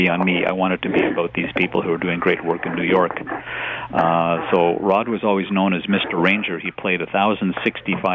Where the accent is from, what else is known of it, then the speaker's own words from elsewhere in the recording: Montreal, Quebec, Canada; when I was a kid growing up in Montreal